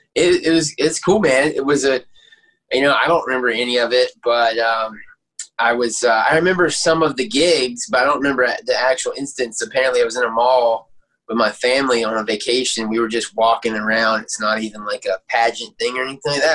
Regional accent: Aiken, South Carolina, United States; born and raised in Aiken, South Carolina

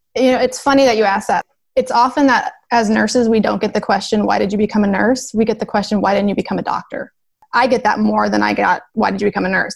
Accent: Nebraska, United States; I'm a nurse from Nebraska.

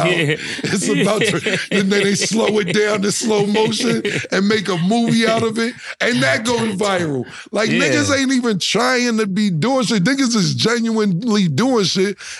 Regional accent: New York City, New York, United States; I'm from Harlem Uptown

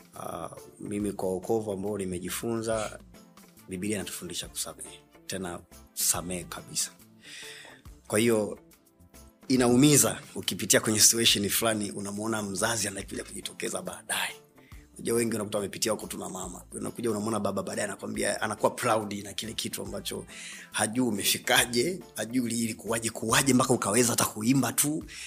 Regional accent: Dar es Salaam, Tanzania; moved away; nimeisha hayo maisha hapo keko kwa Keko mpaka natoka kwa utachilambo nimetokea Keko Magulumbasi

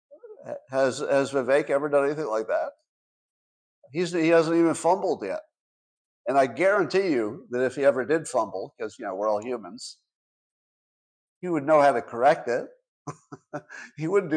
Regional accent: United States; I, as an American

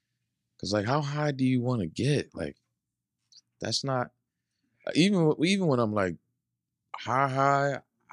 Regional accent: Philadelphia, Pennsylvania, United States; We're from Philly

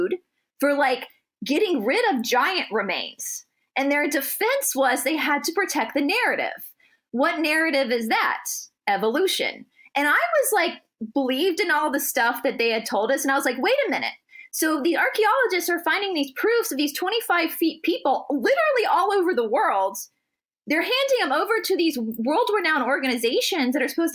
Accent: Deep South, United States; I grew up in the Deep South, where it's really sweaty and hot down here

